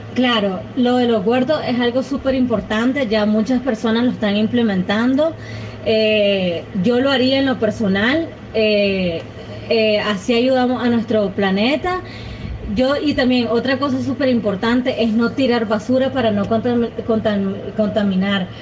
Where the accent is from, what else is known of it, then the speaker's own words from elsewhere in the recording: Nicaragua; soy nicaragüense, tengo 24 años de edad